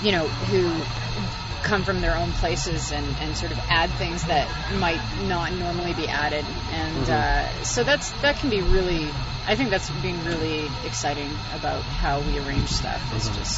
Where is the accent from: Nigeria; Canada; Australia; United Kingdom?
Canada; Winnipeg, Manitoba; we're from Winnipeg, so we understand mosquitoes